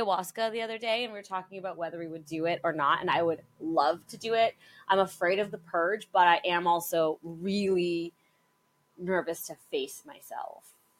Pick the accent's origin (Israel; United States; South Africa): South Africa; moved away; growing up in South Africa